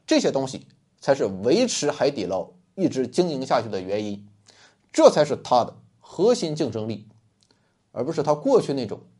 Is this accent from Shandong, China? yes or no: yes; Rizhao, Shandong, China; 我也是一个山东人，那是正宗的山东日照人